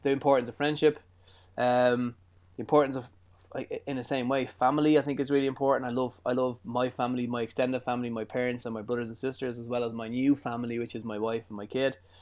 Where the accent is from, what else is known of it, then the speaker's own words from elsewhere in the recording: Ireland; I'm Irish